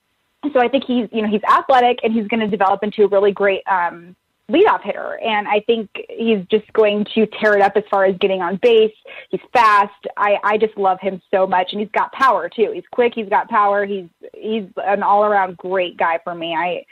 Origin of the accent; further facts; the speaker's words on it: West Coast, United States; also born or lived in Baltimore; I was born in Baltimore, but we moved to the West Coast, and we randomly had these free tickets to the A's game.